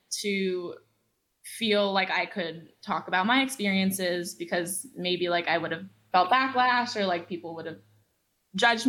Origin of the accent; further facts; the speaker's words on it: Los Angeles, California, United States; I'm 18 years old and I'm from Los Angeles.